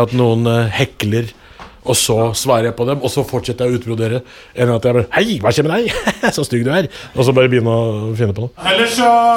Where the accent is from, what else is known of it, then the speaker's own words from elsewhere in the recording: Oslo, Norway; Jeg er fra Oslo. Jeg bor, jeg bor i Oslo hele livet. Jeg bodde på Torshov først. Vokste opp på Torshov.